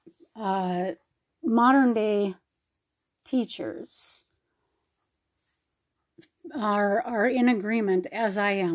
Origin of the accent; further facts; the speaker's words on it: Minnesota, United States; moved away; I'm from Minnesota originally